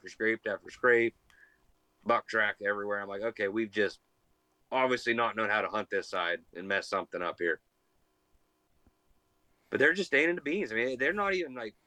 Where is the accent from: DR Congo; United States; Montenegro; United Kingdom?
United States; Lisbon, Ohio; The entire town where we grew up in Lisbon